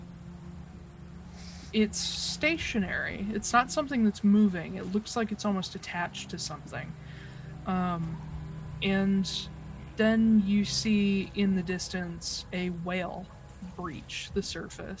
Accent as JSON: {"language": "English", "country": "United States", "said": "I'm American"}